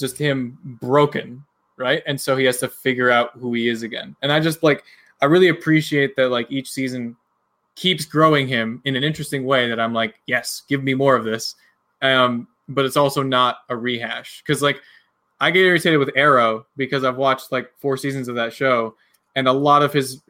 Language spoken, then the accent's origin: English; United States; Being an American